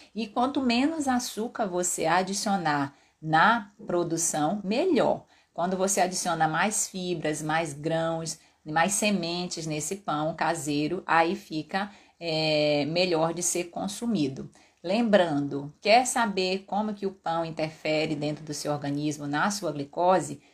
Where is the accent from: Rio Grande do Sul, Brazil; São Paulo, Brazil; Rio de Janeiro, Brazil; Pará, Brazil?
Pará, Brazil; moved away; da minha terra, lá do Pará